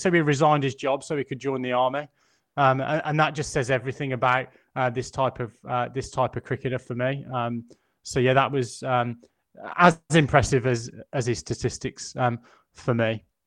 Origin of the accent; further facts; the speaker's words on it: England, United Kingdom; as an Englishman